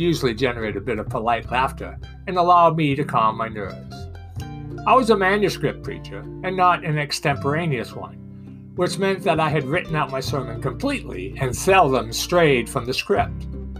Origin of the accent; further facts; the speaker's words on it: Boston, Massachusetts, United States; accent: Boston; I was from Boston, and my accent sounded a bit strange on southern ears.